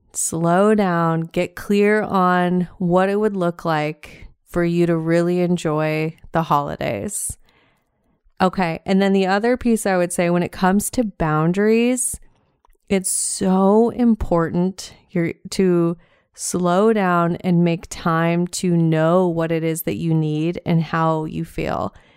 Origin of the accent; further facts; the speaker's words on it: Montana, United States; now in Southwest Florida, United States; I am from Montana originally